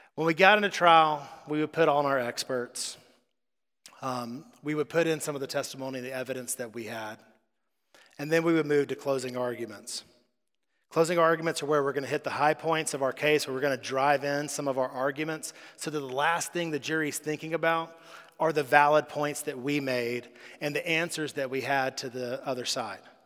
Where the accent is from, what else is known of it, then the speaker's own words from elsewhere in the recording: United States; we're American